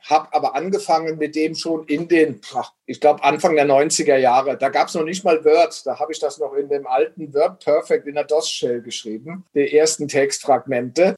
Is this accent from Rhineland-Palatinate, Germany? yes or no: yes; Bitburg, Rhineland-Palatinate, Germany; moved away as an adult; also born or lived in Bavaria / United States / Austria; now in Brunn, Austria; Ich bin auch in Bitburg dann aufgewachsen